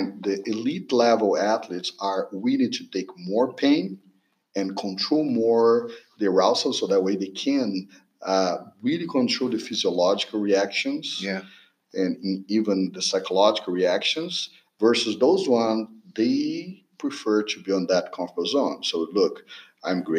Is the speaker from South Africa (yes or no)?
no; Brazil; moved away as an adult; also born or lived in California / Pennsylvania; now in Texas, United States; I'm from Brazil. I was a former swimmer in Brazil, national team level athlete.